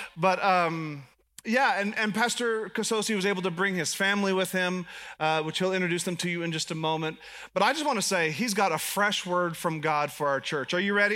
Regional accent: United States; I'm American

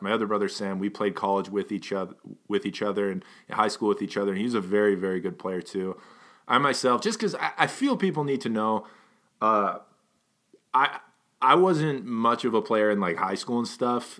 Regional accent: Edmonton, Alberta, Canada; we were raised in Edmonton

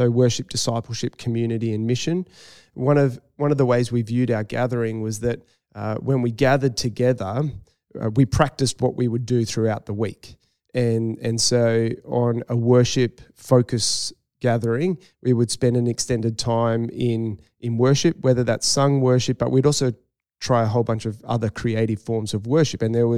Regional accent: Northern Beaches, New South Wales, Australia; moved away as an adult; And in terms of the place, I grew up on the Northern Beaches, but when I was 18, moved away. And for me, I really had a strong call back to that community.

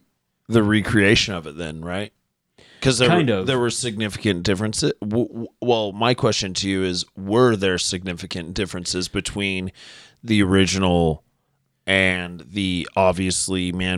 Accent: Utah, United States; I'm white and from Utah, so.

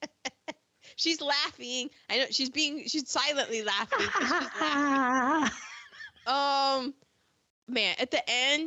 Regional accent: United States; I always say, the DMV

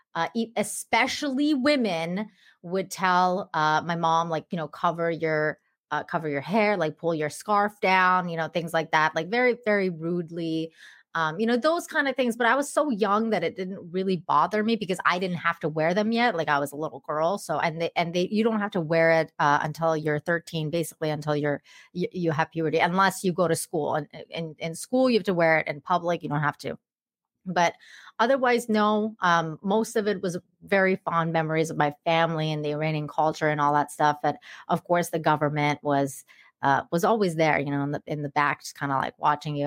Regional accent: Langley, British Columbia, Canada; born or raised there; English is a second language; moved away as an adult; also born or lived in Tehran, Iran; now in Cancun, Mexico

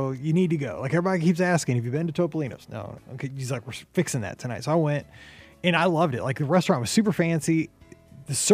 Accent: Midwest, United States; kind of a maybe it's because I'm from the Midwest.

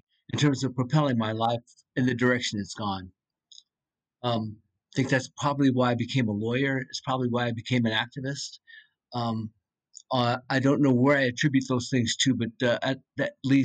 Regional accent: United States; as an American

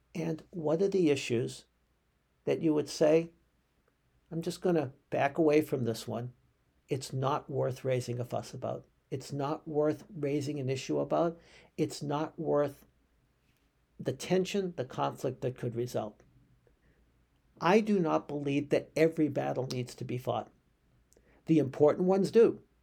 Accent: United States; as American Jews.

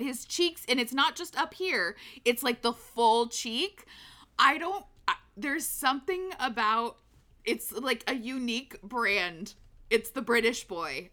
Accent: United States; we are American

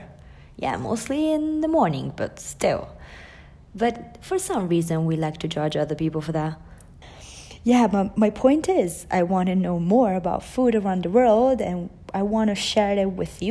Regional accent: Italy; English is a second language; I'm Italian, so please don't mind my accent

